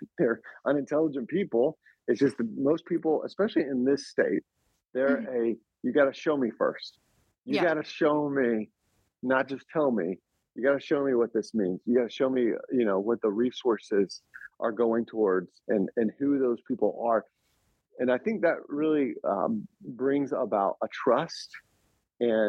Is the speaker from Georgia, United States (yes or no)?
yes; Smyrna, Georgia, United States; moved away as an adult; also born or lived in Atlanta, Georgia; now in Lehigh Valley, United States; Smyrna First Baptist Church, Smyrna, Georgia, my hometown